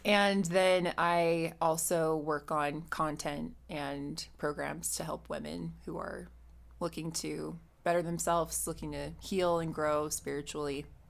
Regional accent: Utah, United States; I grew up here in Utah.

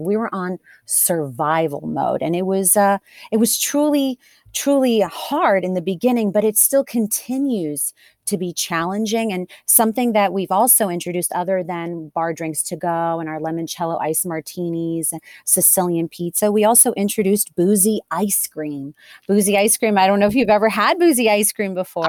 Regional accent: Delaware, United States; born and raised in Delaware

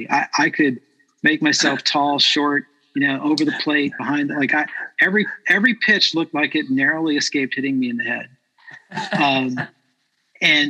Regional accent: Port Salerno, Florida, United States; Little League baseball in Port Salerno, Florida. I grew up in Florida

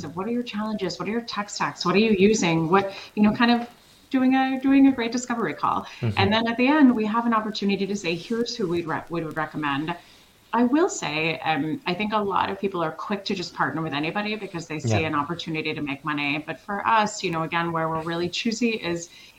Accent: Switzerland; moved away; I'm European like you are. I'm originally from Switzerland

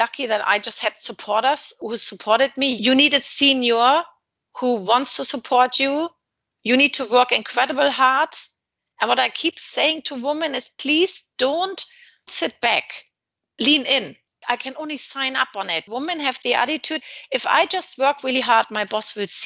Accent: Hamburg, Germany; moved away as an adult; also born or lived in Southampton / London; now in Dubai, United Arab Emirates; I come from Hamburg

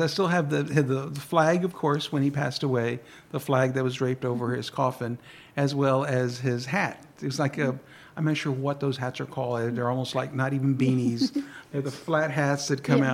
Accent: San Marcos, Texas, United States; born or raised there; first language Spanish; English is a second language

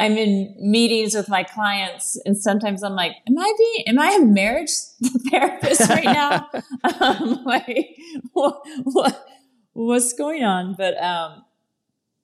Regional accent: Texas, United States; moved away; I'm from Texas and I have a ranch in Texas

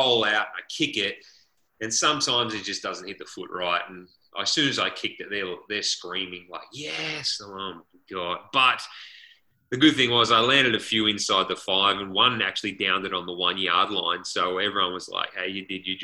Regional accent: Australia; moved away as an adult; now in United States; as an Aussie

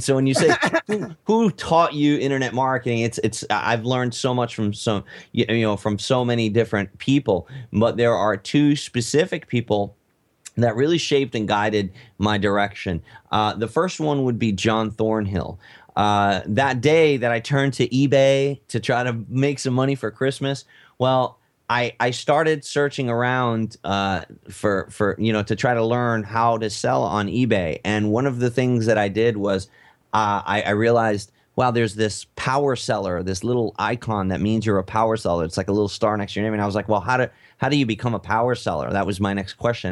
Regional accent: United States; I'm American

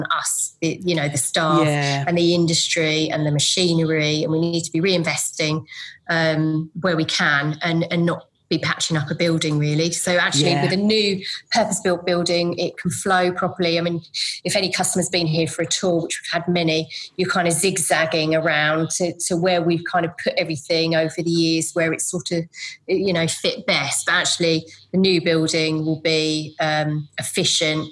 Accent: Essex, East of England, United Kingdom; accent: Essex; moved away as an adult; also born or lived in London; now in Suffolk, United Kingdom; my Essex accent?

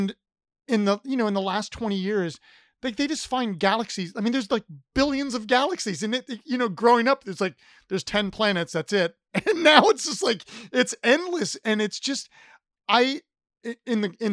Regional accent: Ohio, United States; I grew up in Ohio

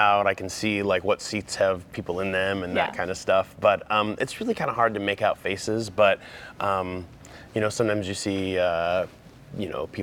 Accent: Arizona, United States; moved away; I'm from Arizona

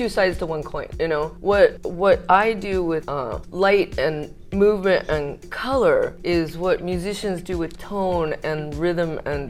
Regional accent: Manteca, California, United States; born there; I was born in California, Manteca, actually, which is this tiny little farming town.

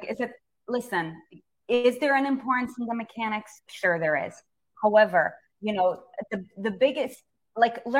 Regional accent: United States

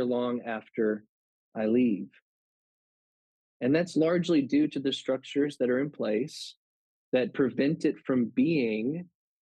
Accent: Louisiana, United States; I'm from Louisiana

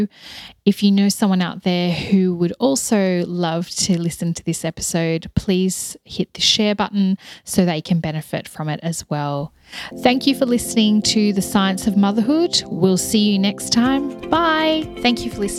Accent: Hobart, Tasmania, Australia; my hometown

